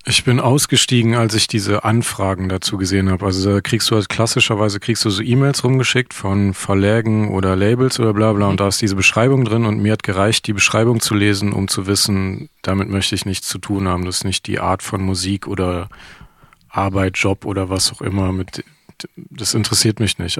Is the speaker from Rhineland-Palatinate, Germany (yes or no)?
no; Krefeld, North Rhine-Westphalia, Germany; ich komme halt ursprünglich aus Krefeld